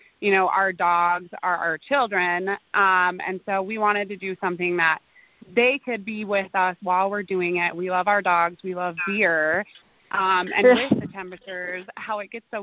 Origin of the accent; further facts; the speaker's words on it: Black Hills, South Dakota, United States; I actually grew up in the Black Hills also. My parents had a ranch kind of over in the Deadwood area. So I went to high school in Hill City